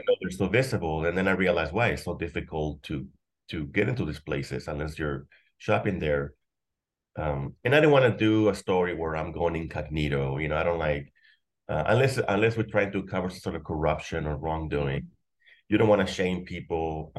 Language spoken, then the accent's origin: English; McAllen, Texas, United States; I grew up in McAllen, in the Mission area.